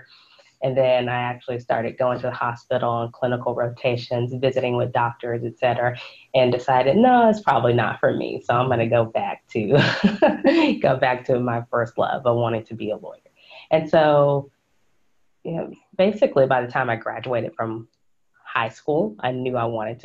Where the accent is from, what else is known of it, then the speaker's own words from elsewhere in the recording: Fort Worth, Texas, United States; also born or lived in Wheaton, Illinois / Austin, Texas; I was born and raised in Fort Worth, Texas